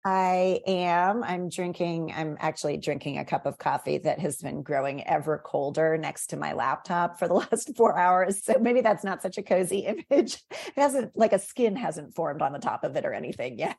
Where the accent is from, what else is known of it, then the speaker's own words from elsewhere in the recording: McLean, Virginia, United States; moved away; I grew up in Northern Virginia. I grew up in McLean.